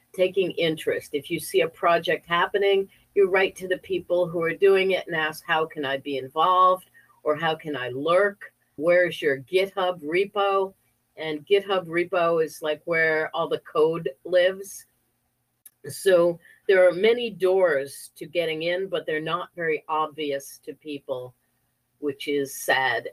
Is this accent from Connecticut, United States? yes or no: yes; Connecticut, United States; I grew up in Connecticut, a very small, wealthy town in Connecticut